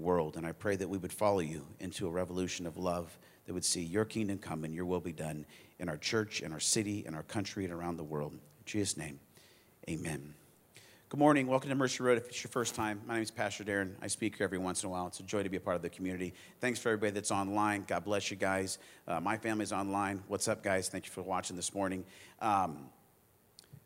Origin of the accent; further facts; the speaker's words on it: Arizona, United States; now in Indiana, United States; I grew up in Arizona, moved here